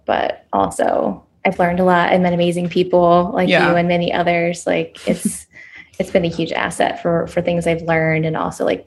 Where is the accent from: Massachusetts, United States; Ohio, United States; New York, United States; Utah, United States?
Ohio, United States; Columbus; moved away; in Columbus, Ohio, where I was at the time and where my hometown is